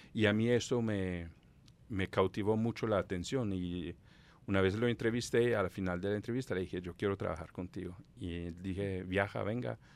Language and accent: Spanish; Southern Italy, Italy; Spanish is a second language; moved away as an adult; also born or lived in Palermo; al lado opuesto de donde yo nací, en el sur de Italia